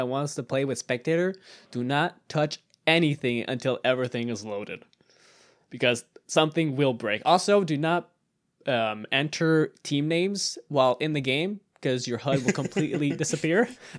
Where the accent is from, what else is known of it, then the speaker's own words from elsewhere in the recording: Canada; French-Canadian. I'm Canadian.